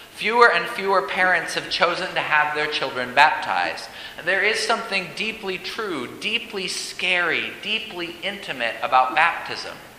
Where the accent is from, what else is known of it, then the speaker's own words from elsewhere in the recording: Colorado, United States; now in St. Louis, United States; As a Coloradan